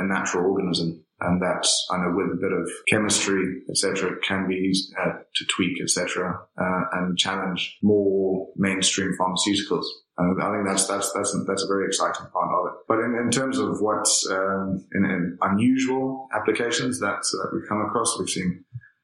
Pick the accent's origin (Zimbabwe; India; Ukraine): Zimbabwe; originally I come from Zimbabwe